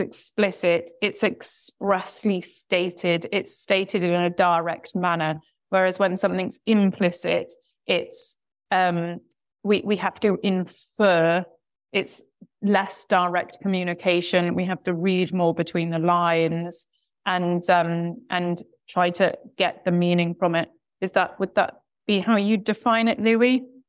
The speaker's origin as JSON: {"language": "English", "country": "United Kingdom", "also_born_or_lived": "Brazil", "said": "speaking as a, as a British person"}